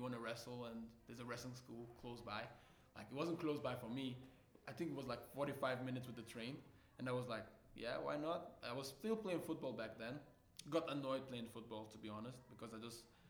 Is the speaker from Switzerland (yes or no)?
yes; Switzerland; also born or lived in Nigeria; Born in Nigeria, lived there for 7 years, moved to Switzerland